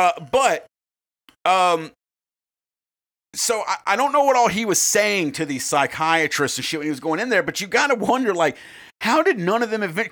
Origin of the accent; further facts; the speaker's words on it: United States; as an American